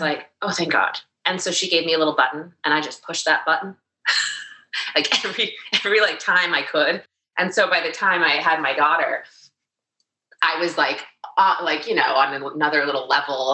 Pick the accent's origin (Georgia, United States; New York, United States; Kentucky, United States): New York, United States; New York City; I grew up in New York City